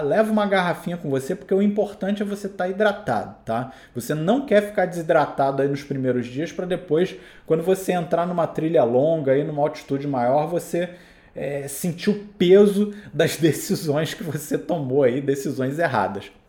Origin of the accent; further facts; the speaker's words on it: Rio de Janeiro, Brazil; sou do Rio de Janeiro, eu tô aqui literalmente no nível do mar